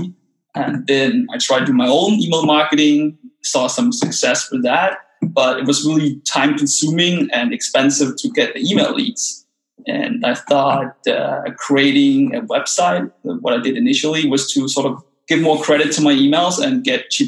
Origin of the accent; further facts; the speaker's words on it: Denmark; English is a second language; moved away as an adult; also born or lived in China; now in Copenhagen, Denmark; So I'm Danish, and actually really interesting because I just very recently moved back to my home country, moved back to Copenhagen, the capital of Denmark